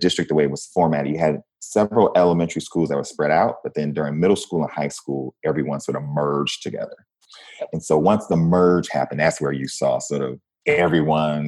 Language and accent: English; Flint, Michigan, United States; moved away as an adult; also born or lived in Washington, D.C.; I'm a kid from Flint, Michigan, you know, born and raised in Michigan.